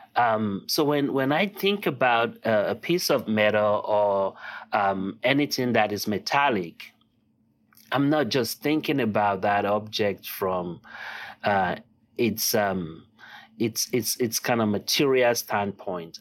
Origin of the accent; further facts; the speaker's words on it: Lagos, Nigeria; first language Yoruba; English is a second language; now in United States; I was born and raised in Lagos, Nigeria